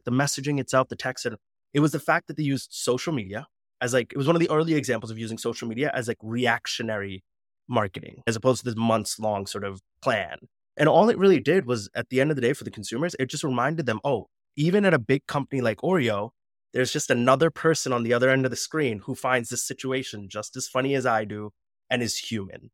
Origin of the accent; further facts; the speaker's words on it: United States; I'm Punjabi, but then as soon as that suit and I step out of that reception, I'm back to being American